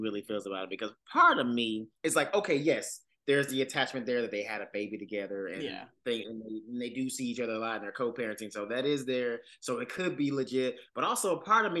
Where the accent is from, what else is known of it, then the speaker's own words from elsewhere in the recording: the South, United States; I'm from the South